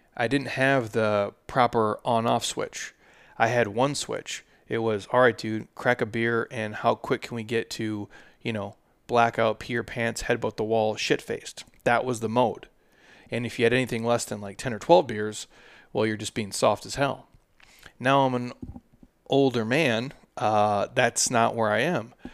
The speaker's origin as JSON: {"language": "English", "region": "Midwest", "country": "United States", "tie": "born or raised there", "said": "I'm from the Midwest, and that's just, that's just how I grew up"}